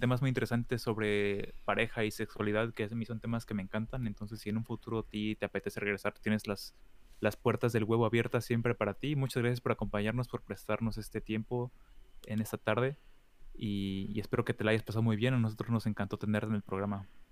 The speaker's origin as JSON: {"language": "Spanish", "region": "State of Mexico", "country": "Mexico", "moved": "yes", "lives_now": "Germany", "said": "yo que soy del Estado de México"}